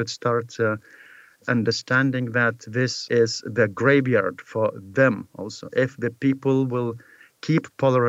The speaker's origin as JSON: {"language": "English", "country": "Lithuania", "said": "Lithuanian media and Lithuanian journalists"}